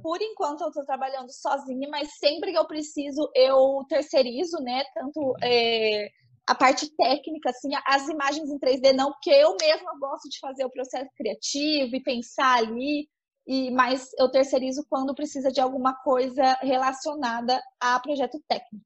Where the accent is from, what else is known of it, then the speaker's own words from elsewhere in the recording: São José do Rio Preto, São Paulo, Brazil; eu sou de São José do Rio Preto, no interior de São Paulo